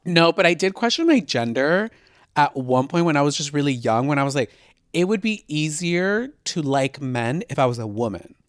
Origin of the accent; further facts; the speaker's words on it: Houston, Texas, United States; now in Los Angeles, United States; I was born in L A, but I moved to Houston when I was twelve